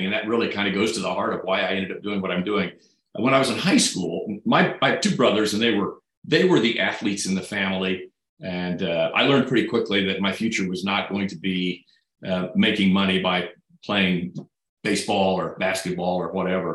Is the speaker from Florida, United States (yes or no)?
no; Great Bend, Kansas, United States; now in Kansas City, United States; growing up in Great Bend